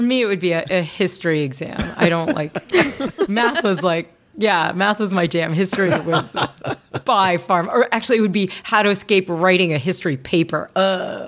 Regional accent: Louisville, Kentucky, United States; moved away; I grew up in Louisville, Kentucky

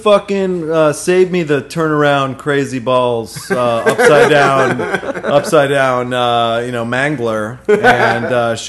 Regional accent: Pittsburgh, Pennsylvania, United States; moved away as an adult; also born or lived in North Carolina; I grew up in Pittsburgh until I was 18.

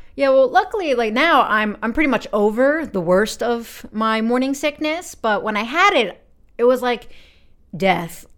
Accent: United States; I'm 28 years old and I'm from America.

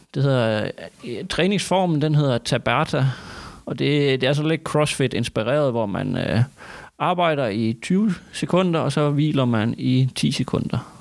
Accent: Thy, Northwest Jutland, North Denmark Region, Denmark; Jeg er Tybo fra Nordvestjylland

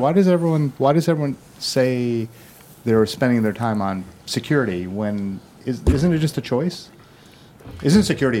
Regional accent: Midwest, United States; now in Massachusetts, United States; we're from the Midwest

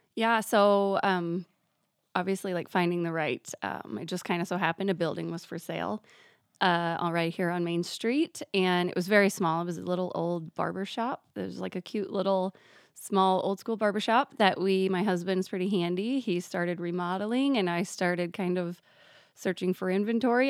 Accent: Danbury, Iowa, United States; Danbury is, yes. I just turned thirty-five, and I have lived here all my life.

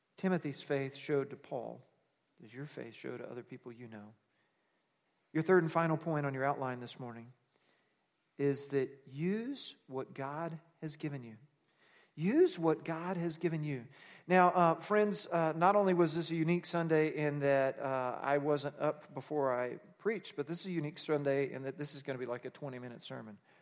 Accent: Texas, United States; now in Nebraska, United States; I'm from Texas, so I can say howdy, even though I've lived in Nebraska a long time

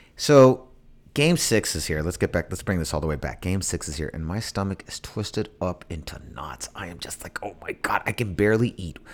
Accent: San Francisco, California, United States; I'm from Mission and 23rd

